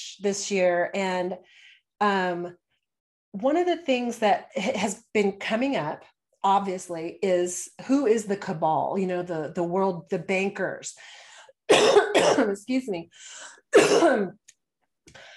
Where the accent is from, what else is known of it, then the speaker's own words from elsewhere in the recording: Houston, Texas, United States; also born or lived in Austin, Texas; I'm in the Austin area. And I grew up in Houston